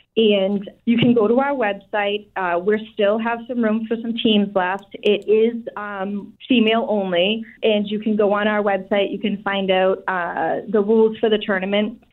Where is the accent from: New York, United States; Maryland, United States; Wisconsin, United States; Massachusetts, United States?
Massachusetts, United States; Brockton; So I grew up in Brockton, and I'm still here in Brockton